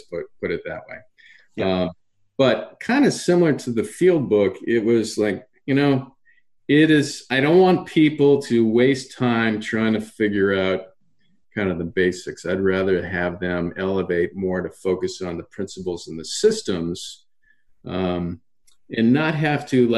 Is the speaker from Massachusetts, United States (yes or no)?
yes; Massachusetts, United States; I grew up in Massachusetts